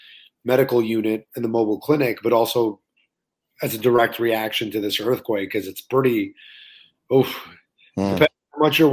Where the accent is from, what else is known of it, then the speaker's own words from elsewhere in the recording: Laval, Quebec, Canada; also born or lived in Montreal, Canada / Orlando, United States; I grew up in Montreal until I was about 7. And then we moved to Laval until I was 27.